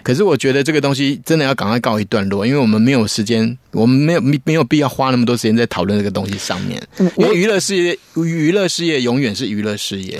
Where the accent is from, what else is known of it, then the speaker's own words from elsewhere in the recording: Taiwan; 我们台湾人